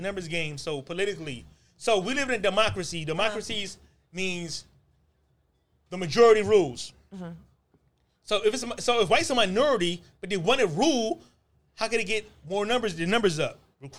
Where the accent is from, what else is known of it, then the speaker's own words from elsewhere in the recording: Nigeria; So just because I'm from Nigeria doesn't mean I have fucking Egyptian motherfucking roots.